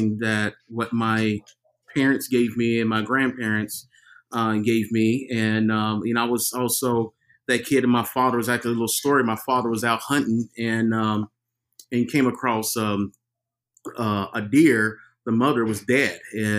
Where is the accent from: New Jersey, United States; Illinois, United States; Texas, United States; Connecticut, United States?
Texas, United States; now in Portland, United States; I'm from Texas.